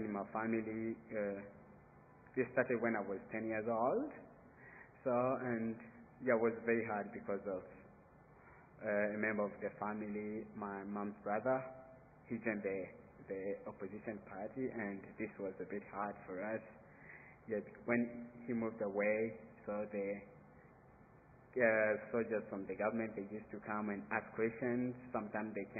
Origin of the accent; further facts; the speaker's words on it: Burundi; moved away as an adult; To be away from Burundi, it's a bit hard because I was born in Burundi